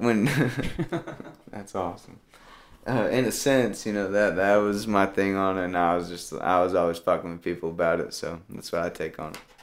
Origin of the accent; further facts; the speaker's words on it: Tennessee, United States; I'm from Tennessee.